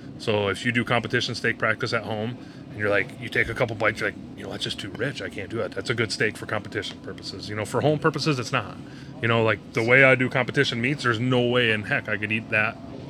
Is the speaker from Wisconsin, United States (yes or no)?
yes; Milwaukee, Wisconsin, United States; moved away as an adult; now in Minnesota, United States; I'm originally from Milwaukee, Wisconsin.